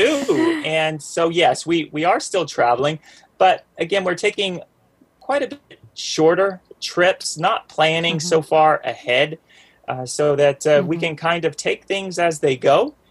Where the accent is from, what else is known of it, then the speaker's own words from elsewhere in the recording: the South, United States; accent: Southern; now in North Georgia, United States; we're we're from the South, both myself and my ray of sunshine, as I like to call her. And she has much more of a Southern accent than myself